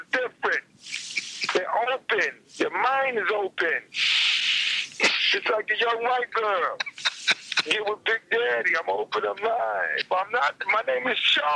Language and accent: English; New York City, New York, United States; I grew up in Brooklyn